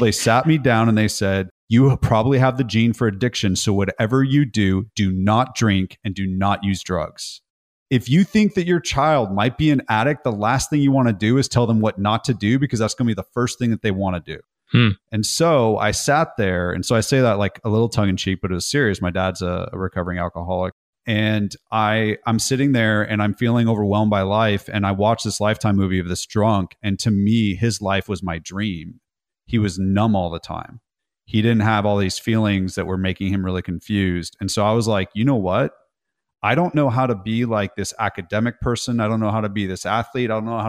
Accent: California, United States; So from California, I grew up in Northern California, then Southern California.

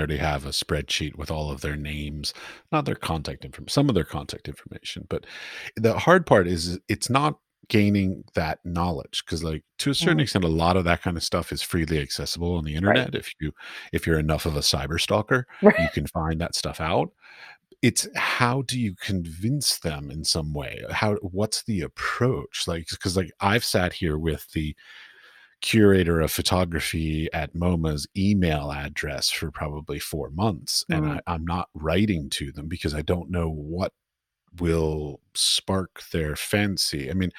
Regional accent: Washington, District of Columbia, United States; For me, I grew up in Washington, D.C., so yeah.

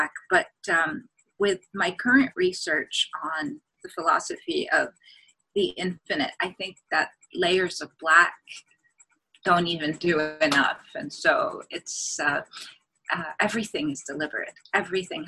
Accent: Beirut, Beirut Governorate, Lebanon; moved away as an adult; also born or lived in Greece / Washington DC, United States; now in Hawaii, United States; when I moved back from Greece as a four-year-old, I was only 5 days old when I was flown out of Beirut

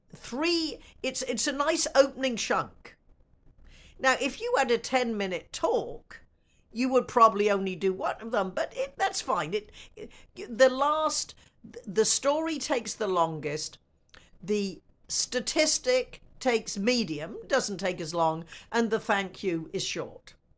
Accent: United States; I am an American

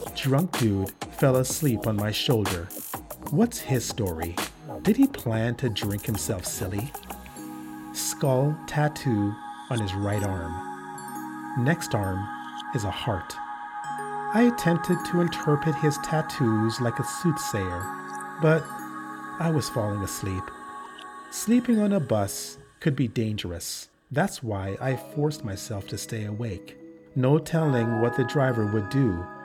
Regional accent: Canada; I'm too Canadian

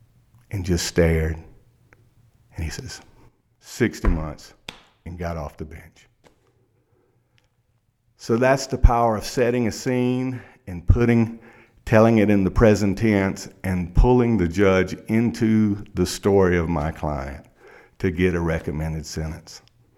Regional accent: South Carolina, United States; Well, see, I grew up in South Carolina in a small town, and I'm 53 years old.

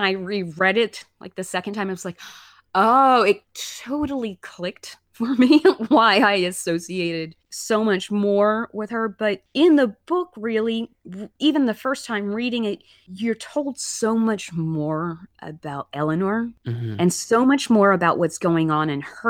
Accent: Alabama, United States; I grew up in Alabama

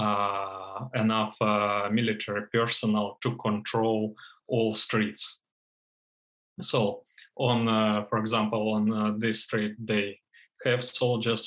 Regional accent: Donetsk, Donetsk Oblast, Ukraine; moved away as an adult; now in Poland; my hometown city, Donetsk City

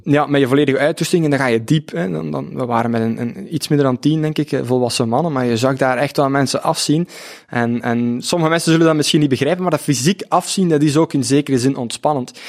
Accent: Opwijk, Flanders, Belgium; also born or lived in Ghent; afkomstig uit Opwijk, dat is een, eh, een dorp op de grens van Vlaams-Brabant en Oost-Vlaanderen.

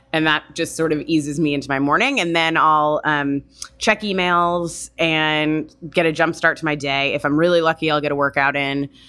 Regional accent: Florida, United States; also born or lived in California / New York; now in San Francisco, United States; I grew up in Florida.

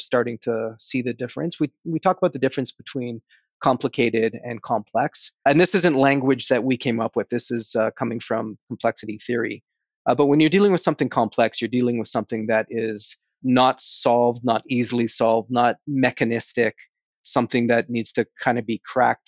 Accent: Toronto, Ontario, Canada; being from Toronto and a lifelong Toronto Maple Leaf fan

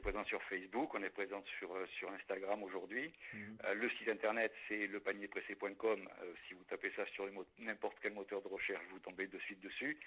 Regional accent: La Sauve, Nouvelle-Aquitaine, France; moved away; also born or lived in Paris; je, suis natif de la Sauve-Majeure

